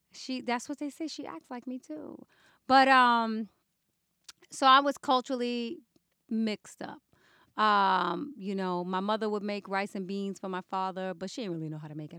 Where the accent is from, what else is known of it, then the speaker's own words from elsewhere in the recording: New York City, New York, United States; moved away; I grew up in the Bronx